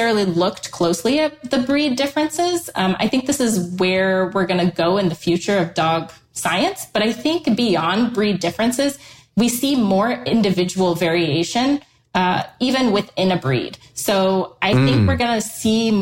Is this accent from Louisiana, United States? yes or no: no; Ann Arbor, Michigan, United States; moved away; I'm from the Ann Arbor area